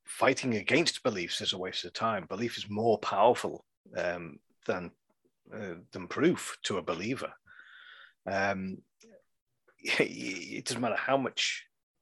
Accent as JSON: {"language": "English", "region": "England", "country": "United Kingdom", "said": "I am an English citizen"}